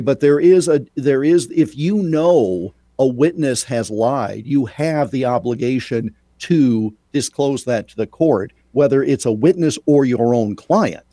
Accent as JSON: {"language": "English", "region": "Iowa", "country": "United States", "tie": "born or raised there", "said": "a native Iowan and a huge honk for my home state"}